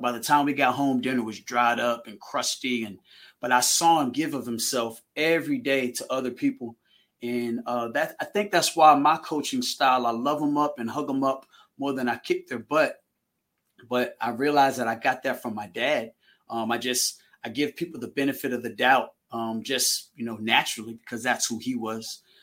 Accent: Manassas, Virginia, United States; also born or lived in Haymarket, Virginia; I'm from Manassas, Virginia

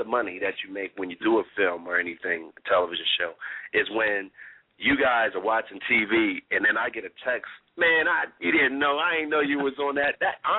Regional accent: Atlantic City, New Jersey, United States; born there; also born or lived in California; Originally, I was born in Atlantic City, New Jersey, came out of California.

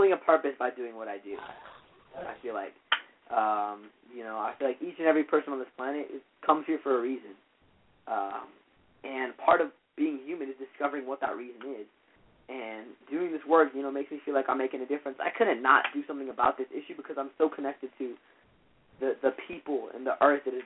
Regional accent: Boulder, Colorado, United States; downtown Boulder, you know, my hometown

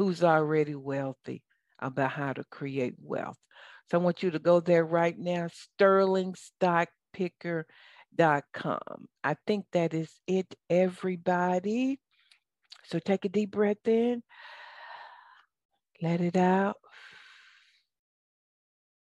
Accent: the South, United States; accent: Southern; now in Atlanta, United States; this is my Southern accent

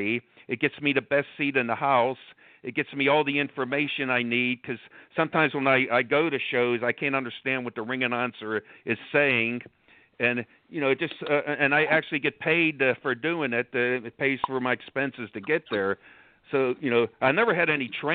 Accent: Pittsburgh, Pennsylvania, United States; I'm from Pittsburgh, Pennsylvania

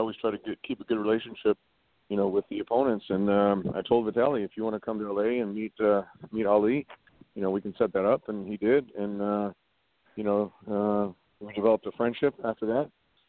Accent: Los Angeles, California, United States; also born or lived in Santa Monica; I was born and raised here in L.A. My parents were both born in Germany. They met here in Los Angeles, but, you know, I grew up, went to school, lived in L.A. all my life. I grew up in the Valley, and then I've been living in Santa Monica now for the last

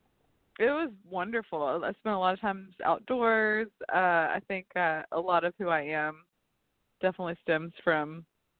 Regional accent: near Savannah, South Carolina, United States; moved away; I was born and raised like on the border with Georgia, so I grew up in Savannah

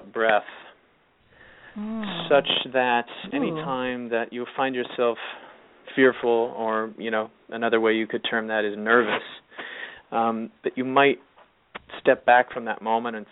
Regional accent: California, United States; moved away as an adult; now in New York, United States; I have friends from high school who I grew up in California, and weirdly, we all sort of moved to New York at different times

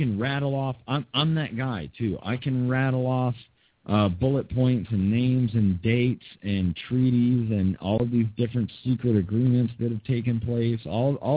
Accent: Atlanta, Georgia, United States; moved away; Greater Atlanta is my hometown

